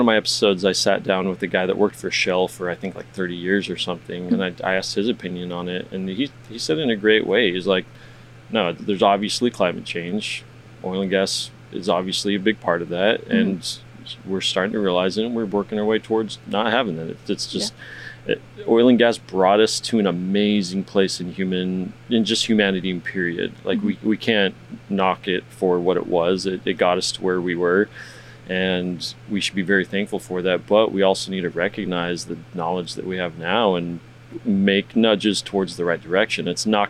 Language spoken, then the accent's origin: English; Texas, United States; I say we, I'm not from Houston, but, you mm-hmm. know, Texas.